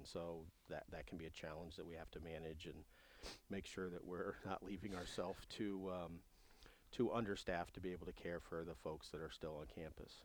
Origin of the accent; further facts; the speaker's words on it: Ohio, United States; moved away; in my home state of Ohio at the time. I was, you know, in high school.